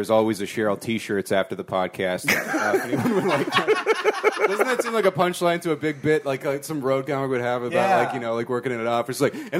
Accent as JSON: {"language": "English", "area": "Orange County", "region": "California", "country": "United States", "said": "because we're from Orange County, more or less, we started comedy out there."}